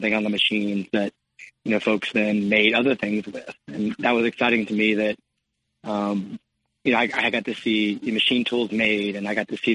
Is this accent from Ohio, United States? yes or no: yes; Cincinnati, Ohio, United States; also born or lived in California; I grew up in Cincinnati, Ohio